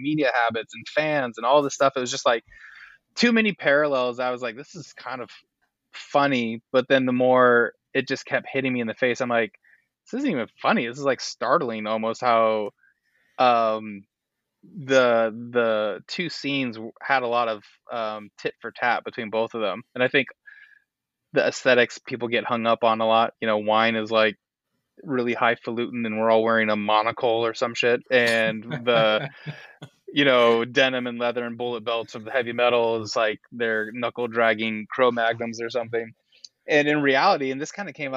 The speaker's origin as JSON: {"language": "English", "town": "Walla Walla", "region": "Washington", "country": "United States", "tie": "born or raised there", "also_born_or_lived": "Los Angeles / Germany", "moved": "yes", "said": "my hometown of Walla Walla"}